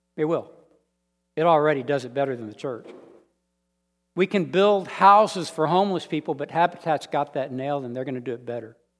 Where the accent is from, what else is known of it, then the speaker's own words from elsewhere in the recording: United States; accent: American; I'm American. They just want to hear my accent